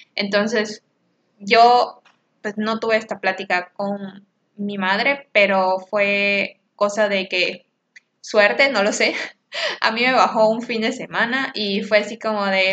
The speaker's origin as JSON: {"language": "Spanish", "country": "Mexico", "said": "como mexicanos que somos"}